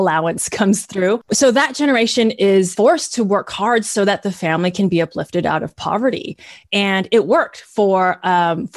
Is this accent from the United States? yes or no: yes; the Bay Area, California, United States; I am third generation Chinese American, born and raised in the Bay Area, currently live in Richmond